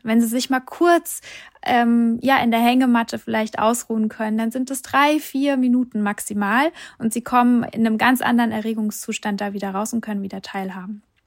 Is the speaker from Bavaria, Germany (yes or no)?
no; Hesse, Germany; Bei uns hier, ich komme aus Hessen